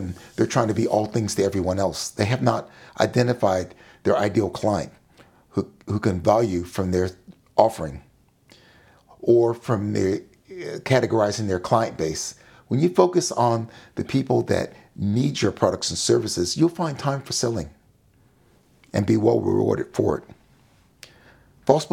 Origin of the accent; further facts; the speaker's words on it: Sacramento, California, United States; When I was growing up in Sacramento, California, as a young child